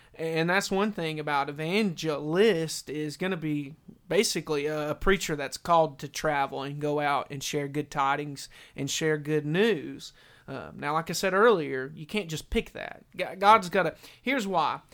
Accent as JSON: {"language": "English", "town": "Maryville", "region": "Tennessee", "country": "United States", "tie": "born or raised there", "said": "I grew up in Maryville, you know. We went to a little backwoods church"}